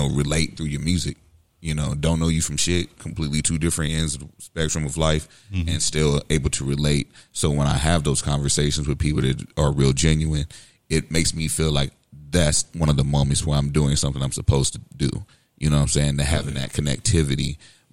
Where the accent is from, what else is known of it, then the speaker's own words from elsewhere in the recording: St. Louis, Missouri, United States; also born or lived in West Coast; growing up on the West Coast, being in South St. Louis